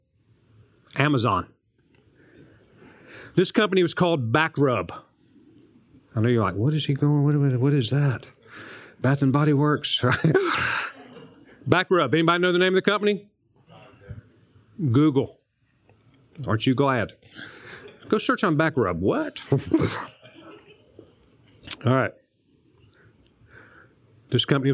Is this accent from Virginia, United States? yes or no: yes; Newport News, Virginia, United States; I grew up in Newport News, Virginia